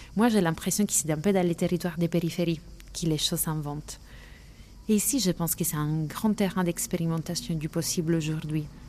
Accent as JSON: {"language": "French", "town": "Lecce", "region": "Apulia", "country": "Italy", "tie": "born or raised there", "also_born_or_lived": "Paris", "moved": "as an adult", "said": "je suis née à Lecce dans les Pouilles"}